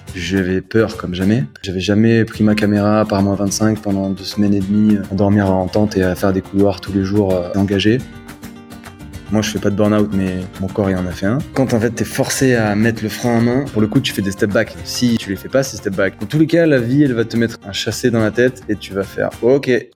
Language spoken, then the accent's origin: French; Marseille, Provence-Alpes-Côte d'Azur, France; j'ai grandi à, j'ai grandi à Marseille